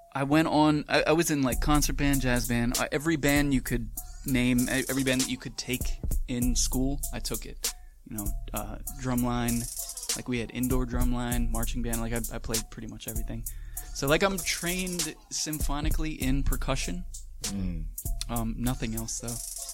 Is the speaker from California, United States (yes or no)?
no; Manahawkin, New Jersey, United States; Manahawkin is the name. It's the mainland of Long Beach Island.